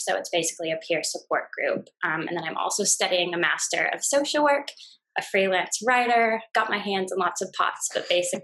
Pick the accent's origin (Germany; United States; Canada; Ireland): United States; moved away as an adult; now in Brisbane, Australia; I'm an American gal living in Brisbane.